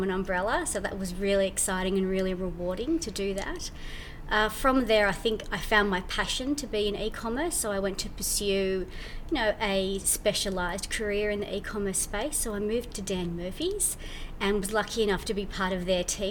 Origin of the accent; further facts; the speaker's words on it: New Zealand; I'm from New Zealand.